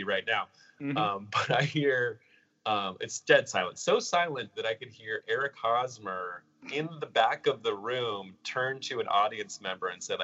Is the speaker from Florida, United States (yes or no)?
no; San Diego, California, United States; I'm also from San Diego